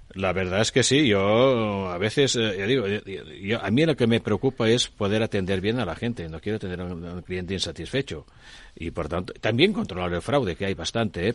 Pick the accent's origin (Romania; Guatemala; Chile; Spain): Spain; somos españoles y estamos en Europa